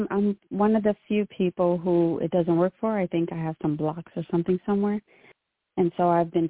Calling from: California, United States; from Southern California.

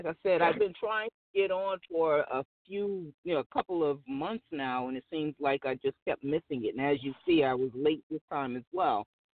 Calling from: Atlanta, Georgia, United States; Hey, this is …. I'm in Atlanta right now.

